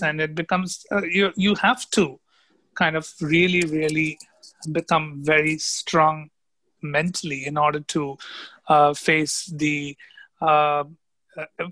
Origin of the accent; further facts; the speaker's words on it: India; also born or lived in New York, United States / Minnesota, United States; suddenly I found myself packing my bags to go back to India. And when I came back home